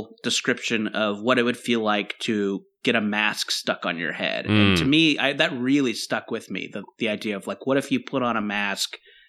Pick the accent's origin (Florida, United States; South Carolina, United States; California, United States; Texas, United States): California, United States; Orange County; also born or lived in Los Angeles, California; Not born in Orange County, but I was raised in Orange County. I live in L.A. So I've kind of grown up in California